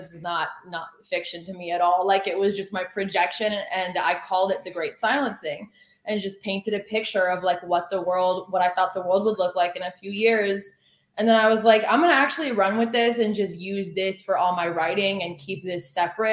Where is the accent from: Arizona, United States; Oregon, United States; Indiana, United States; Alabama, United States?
Oregon, United States; also born or lived in Los Angeles; Born and raised in Oregon